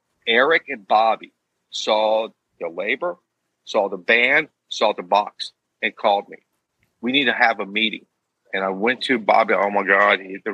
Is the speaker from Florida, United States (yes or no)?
yes; Tampa, Florida, United States; where are you from? Florida. Where in Florida? Tampa.